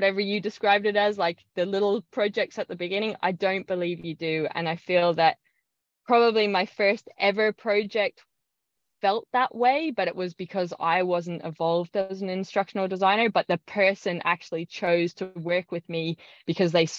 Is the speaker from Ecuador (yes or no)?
no; Ireland; now in Australia; I grew up in Ireland